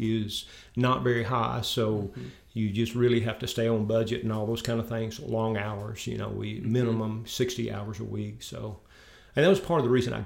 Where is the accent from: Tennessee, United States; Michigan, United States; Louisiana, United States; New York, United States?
Tennessee, United States; Pickwick; moved away as an adult; also born or lived in Martin, Tennessee; now in Jackson, United States; I grew up in Pickwick, Tennessee, so I'm affectionately referred to sometimes as a river rat